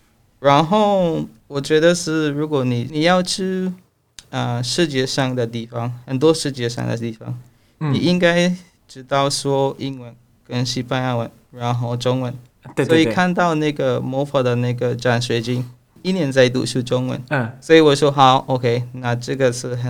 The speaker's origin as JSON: {"language": "Chinese", "country": "Belize", "tie": "born or raised there", "second_language": "Chinese", "moved": "as an adult", "lives_now": "Taiwan", "said": "啊，我是贝里斯人，而不是比利时啊。"}